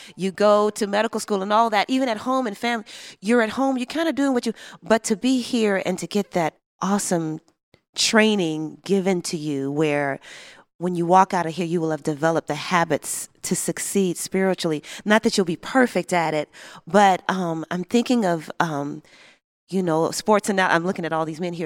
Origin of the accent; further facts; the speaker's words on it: Chicago, Illinois, United States; I grew up in Chicago, south side of Chicago